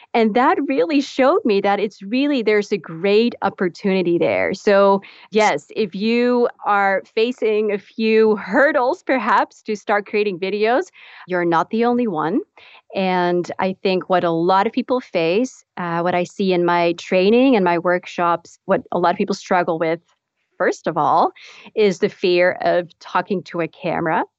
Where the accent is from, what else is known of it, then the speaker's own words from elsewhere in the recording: Netherlands; moved away as an adult; also born or lived in Texas, United States / Dallas; I'm actually from the Netherlands. So I was b, uh, born and raised in the Netherlands.